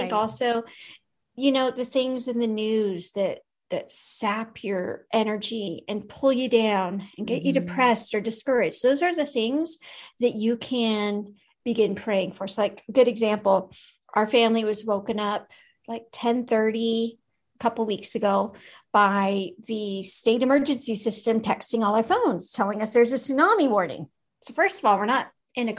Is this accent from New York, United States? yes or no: no; Alaska, United States; moved away; my home state